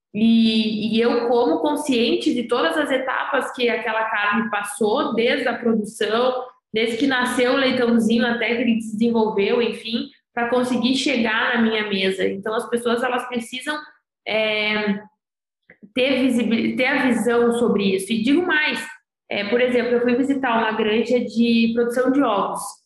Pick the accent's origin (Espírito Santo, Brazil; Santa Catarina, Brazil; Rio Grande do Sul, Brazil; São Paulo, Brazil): Rio Grande do Sul, Brazil; interior of; Eu sou do interior do Rio Grande do Sul